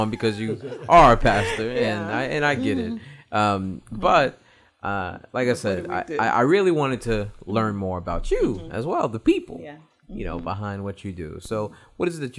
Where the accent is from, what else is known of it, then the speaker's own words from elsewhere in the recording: New York, United States; I'm from New York, so you know, we was really into reggae, especially back in the days, my high school days